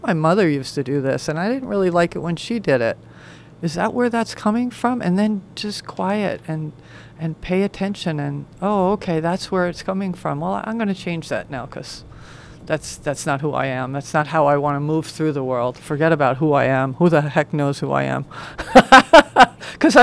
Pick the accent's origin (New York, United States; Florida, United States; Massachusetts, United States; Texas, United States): New York, United States; where I grew up in New York